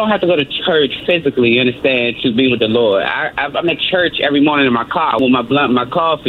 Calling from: United States; I'm calling from Montgomery County.

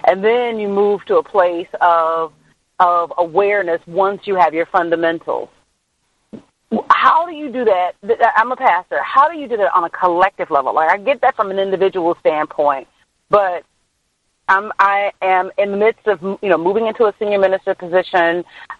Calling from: California, United States; Hey, this is … out in California.

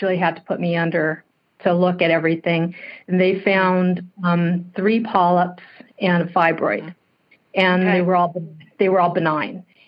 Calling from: Santa Clarita, California, United States; I'm calling from Southern California, Santa Clarita.

